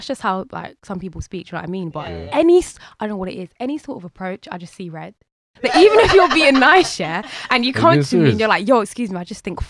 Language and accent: English; London, United Kingdom; I'm from South London, literally. I live in Brixton.